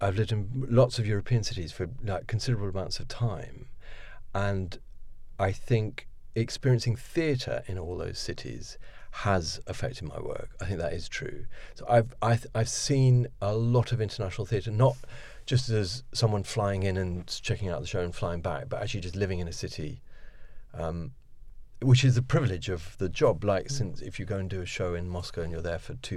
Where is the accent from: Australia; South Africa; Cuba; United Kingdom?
United Kingdom; Oxford, South East England; accent: posh; also born or lived in Paris / New York; I suppose Oxford is mainly my home because that's where I'd always come back to because my father was teaching at the university there and we grew up in Oxford